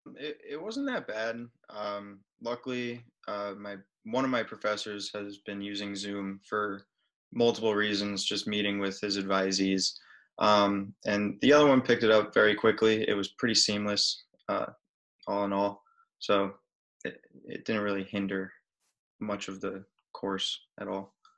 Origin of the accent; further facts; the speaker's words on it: Franklin Lakes, New Jersey, United States; my hometown's Franklin Lakes, New Jersey